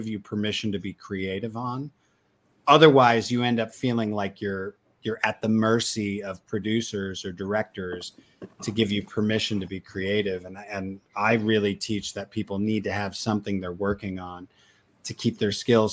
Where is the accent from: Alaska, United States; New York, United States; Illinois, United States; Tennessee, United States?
Illinois, United States; Chicago; now in Fort Worth, United States; I live in Fort Worth. I'm from Chicago